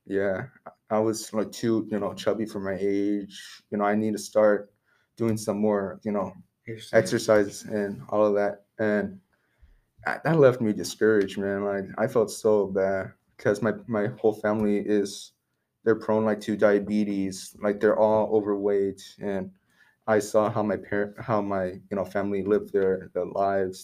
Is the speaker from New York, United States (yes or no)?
no; Seaside, California, United States; also born or lived in Monterey; I grew up in Seaside through most of my life